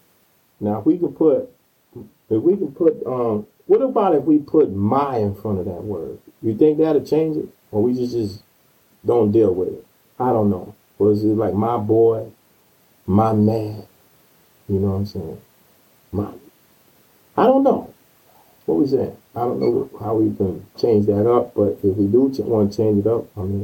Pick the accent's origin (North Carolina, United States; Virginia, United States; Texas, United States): North Carolina, United States; moved away; my hometown, North Carolina